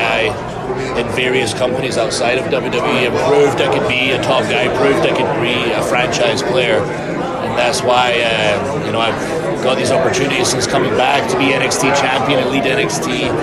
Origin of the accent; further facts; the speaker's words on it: Scotland, United Kingdom; I'm from Scotland